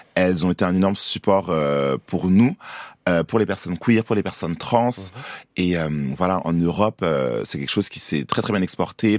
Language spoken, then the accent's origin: French; Côte d’Ivoire; moved away; also born or lived in Paris, France; je, suis né à Paris, mais j'ai grandi aussi en Côte d'Ivoire. Longtemps, je suis allé à l'école